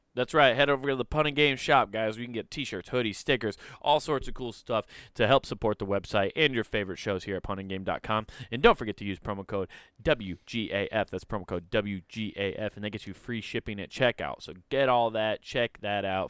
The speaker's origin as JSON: {"language": "English", "region": "Iowa", "country": "United States", "said": "We're all from Iowa"}